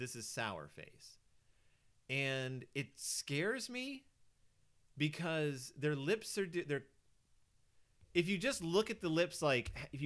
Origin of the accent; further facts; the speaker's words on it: Houston, Texas, United States; now in Minnesota, United States; I'm from Texas and we have a lot of mosquitoes because I'm from Houston.